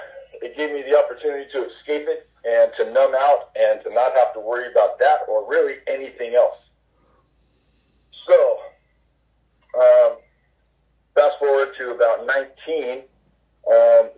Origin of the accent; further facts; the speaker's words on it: Orange County, California, United States; I was raised in Orange County